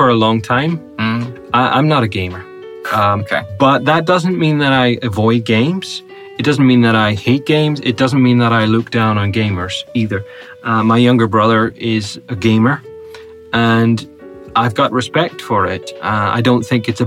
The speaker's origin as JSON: {"language": "English", "region": "Northern Ireland", "country": "United Kingdom", "said": "I'm Northern Irish"}